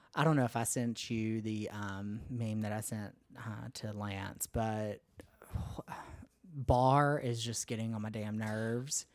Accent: United States; I'm ashamed to say that I'm from the United States

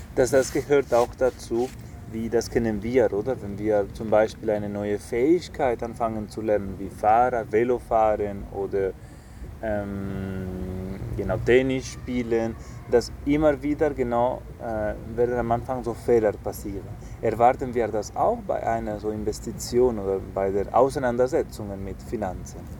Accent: Spain; moved away; Ich komme aus einem Land, aus Spanien

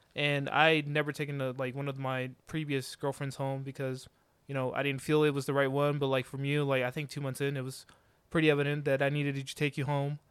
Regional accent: Georgia, United States; I've lived my, the majority of my life here in Georgia since I was nine, so pretty much my home state now at this point.

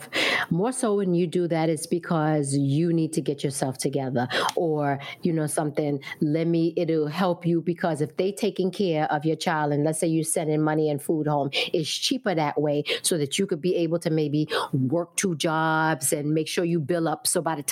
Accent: Brooklyn, New York, United States; For me, I was born in Brooklyn, raised in Brooklyn.

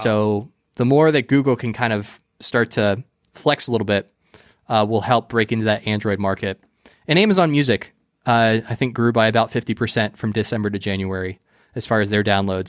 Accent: Florida, United States; I grew up and I was raised here, so I'm, I'm definitely a Florida boy

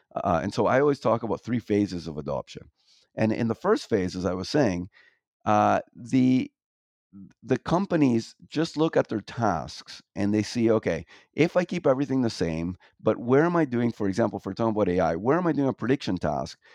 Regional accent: Toronto, Ontario, Canada; moved away as an adult; I grew up in Toronto

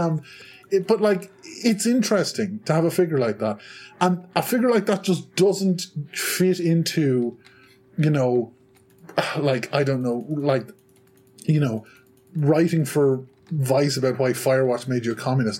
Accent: Ireland; I'm from Ireland

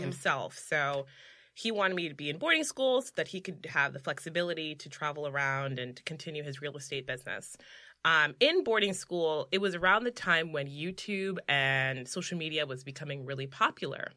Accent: New York City, New York, United States; I was born in the Bronx

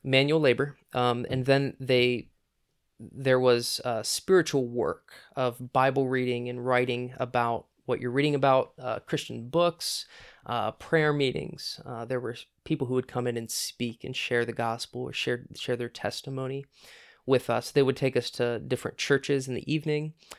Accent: Centerburg, Ohio, United States; I grew up in Centerburg, Ohio, small town just south of Mount Vernon

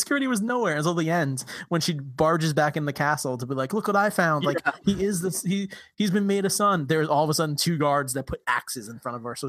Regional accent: New York, United States; I'm from New York

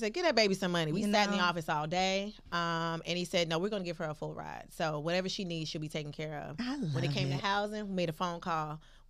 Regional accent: Miami, Florida, United States; But I'm from Miami.

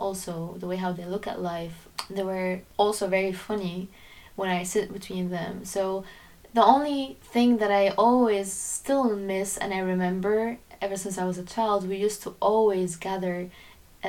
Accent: Syria; now in Netherlands; I am originally Lebanese, but I was born and raised in Syria.

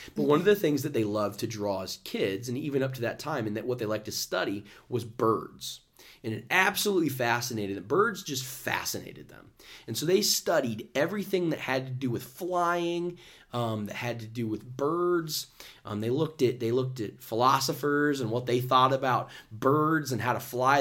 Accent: Dayton, Ohio, United States; Dayton, Ohio. Um, which is where Caleb and I are from. We're from, we're from Ohio

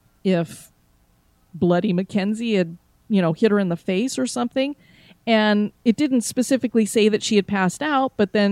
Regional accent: Florida, United States; I do get chilled very easily since I am from Florida.

